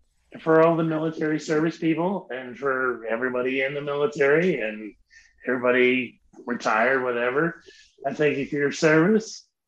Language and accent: English; Virginia, United States; I'm from Virginia